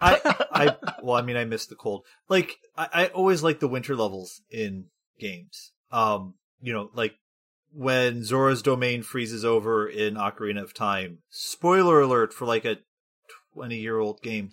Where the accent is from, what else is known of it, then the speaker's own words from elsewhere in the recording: Michigan, United States; I'm from Michigan